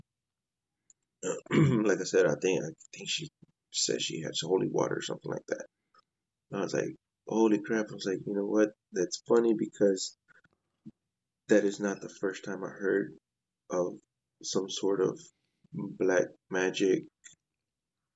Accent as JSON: {"language": "English", "town": "Dallas", "region": "Texas", "country": "United States", "tie": "born or raised there", "said": "I'm from the Dallas area, Oak Cliff to be exact, which is that's where I'm from."}